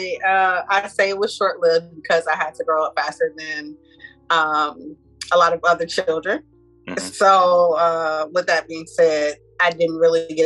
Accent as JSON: {"language": "English", "town": "Grand Rapids", "region": "Michigan", "country": "United States", "said": "I'm from Grand Rapids"}